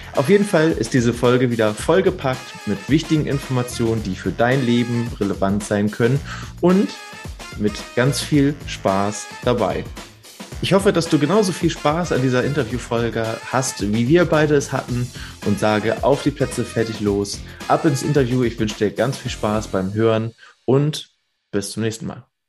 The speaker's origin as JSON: {"language": "German", "region": "Hamburg", "country": "Germany", "tie": "born or raised there", "also_born_or_lived": "Spandau, Berlin", "moved": "yes", "said": "gebürtiger Hamburger. Habe ich nicht immer in Hamburg gelebt, sondern auch äh, jahrelang in Spandau."}